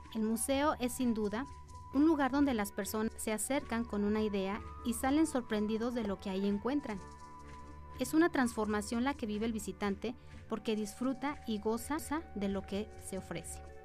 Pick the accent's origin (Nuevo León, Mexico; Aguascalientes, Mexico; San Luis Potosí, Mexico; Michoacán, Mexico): Aguascalientes, Mexico; como habitantes de Aguascalientes